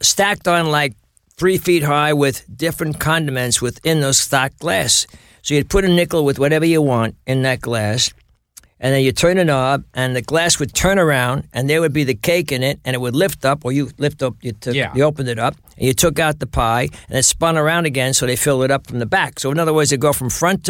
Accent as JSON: {"language": "English", "town": "New York City", "region": "New York", "country": "United States", "tie": "born or raised there", "also_born_or_lived": "Flushing, Queens / Bayside, Queens", "said": "born in Astoria. My mother kept moving further out"}